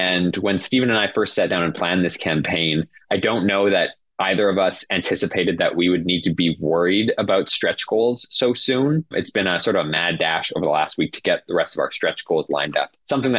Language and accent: English; Canada; We really want our campaign to be accessible to everyone because we're Canadian